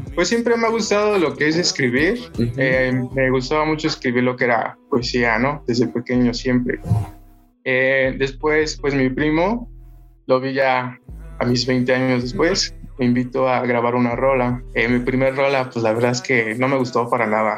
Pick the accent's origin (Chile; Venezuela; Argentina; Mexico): Mexico; Tlalnepantla, State of Mexico; Yo soy del estado, aquí en Tlanepantla